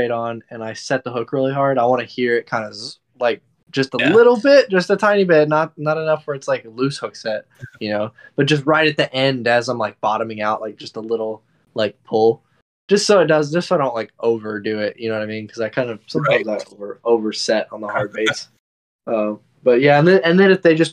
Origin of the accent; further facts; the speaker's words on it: Fort Worth, Texas, United States; also born or lived in Austin; I'm not from Austin originally. I'm actually from Fort Worth